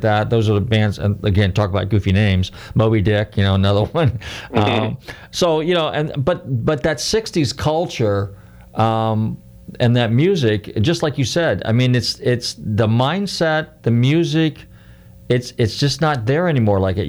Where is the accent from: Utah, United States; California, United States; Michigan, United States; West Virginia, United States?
California, United States; Marin County; I grew up in Marin County